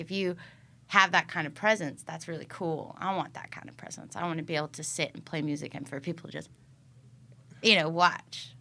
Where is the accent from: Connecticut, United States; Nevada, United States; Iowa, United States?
Iowa, United States; moved away; also born or lived in Illinois; I grew up in Iowa